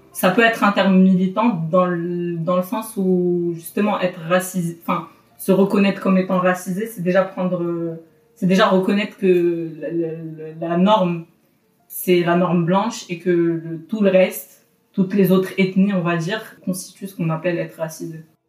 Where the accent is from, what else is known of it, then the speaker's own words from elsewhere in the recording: Casablanca, Casablanca-Settat, Morocco; moved away as an adult; now in Paris, France; je suis originaire de Casablanca. Donc j'ai grandi au Maroc et je suis venue en France il y a 4 ans pour faire mes études